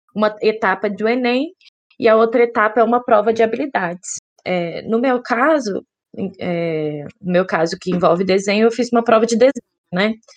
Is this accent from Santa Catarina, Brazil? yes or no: no; Belo Horizonte, Minas Gerais, Brazil; Eu sou de Belo Horizonte